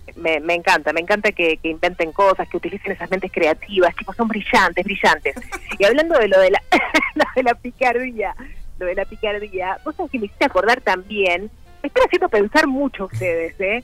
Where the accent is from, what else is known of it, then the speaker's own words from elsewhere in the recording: Montevideo, Uruguay; yo vivía en Montevideo, soy de Montevideo